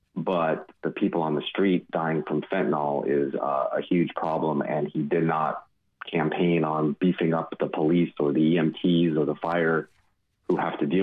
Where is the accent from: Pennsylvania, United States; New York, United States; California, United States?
California, United States; moved away as an adult; also born or lived in Washington State; now in Tennessee, United States; I'm born and raised in California